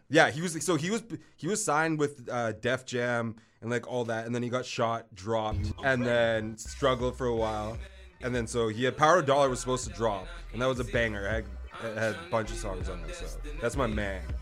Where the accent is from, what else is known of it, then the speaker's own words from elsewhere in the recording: Vancouver, British Columbia, Canada; I'm from Vancouver